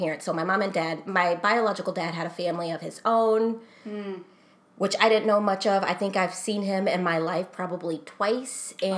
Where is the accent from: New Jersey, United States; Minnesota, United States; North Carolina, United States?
Minnesota, United States; born or raised there; also born or lived in Texas